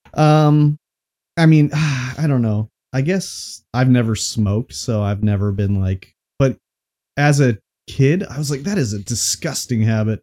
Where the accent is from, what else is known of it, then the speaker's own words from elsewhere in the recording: Canada; we're Canadian here